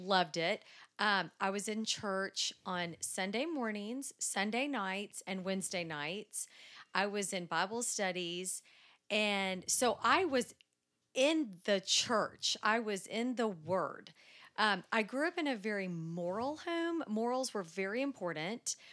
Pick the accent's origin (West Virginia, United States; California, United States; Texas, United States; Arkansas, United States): Texas, United States; Dallas; I am from Dallas. Born and raised